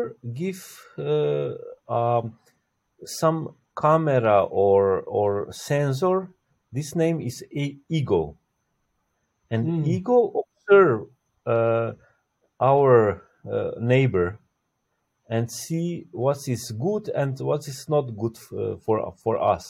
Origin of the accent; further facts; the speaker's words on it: Slovenia; From Slovenia. I'm born in Yugoslavia, but now it's just Slovenia